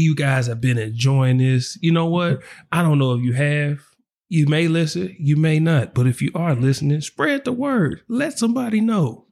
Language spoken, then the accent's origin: English; Oklahoma City, Oklahoma, United States; I'm from the South Side of Oklahoma City, the four oh five where we duck no smoke.